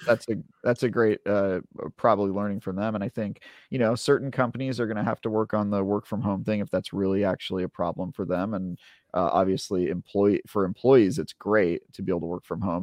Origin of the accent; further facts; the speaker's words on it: United States; I'm an American